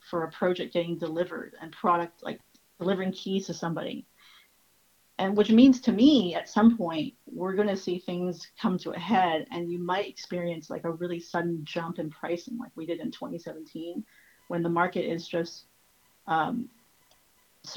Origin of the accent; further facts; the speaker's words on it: Toronto, Ontario, Canada; I was born in Toronto and I lived here all my life